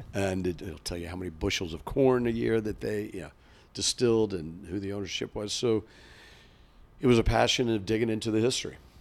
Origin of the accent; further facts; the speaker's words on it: Kentucky, United States; moved away; growing up in Kentucky